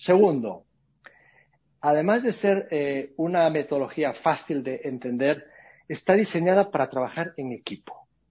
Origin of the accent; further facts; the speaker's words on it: Spain; moved away as an adult; also born or lived in Latin America; now in United States; yo soy español, eso me imagino que por el acento alguno se habrá dado cuenta, pero yo voy viviendo más tiempo fuera de España que dentro de España.